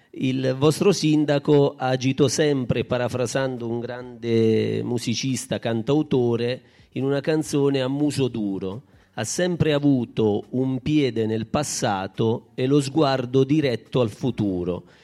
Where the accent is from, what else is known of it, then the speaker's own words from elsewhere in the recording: Baragiano, Basilicata, Italy; io questa sera dico a tutti, io sono di Baragiano, mi, mi conosceranno e ho un'identità baragianese.